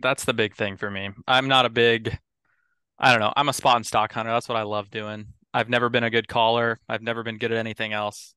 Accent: Eagle River, Alaska, United States; moved away as an adult; also born or lived in Bozeman, Montana; now in Bremerton, United States; I grew up in Eagle River. It's, uh, about twenty, thirty minutes out of Anchorage area

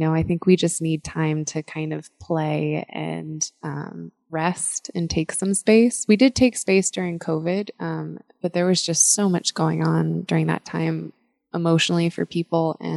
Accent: Washington, District of Columbia, United States; I grew up in Washington, D.C.

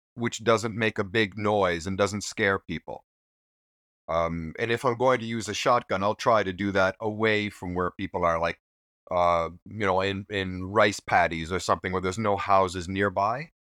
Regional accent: Newfoundland and Labrador, Canada; moved away as an adult; now in Japan; I'm originally from Newfoundland in eastern Canada

